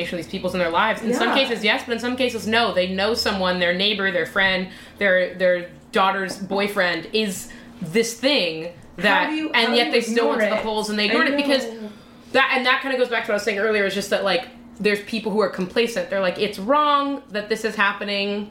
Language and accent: English; Los Angeles, California, United States; I'm from Los Angeles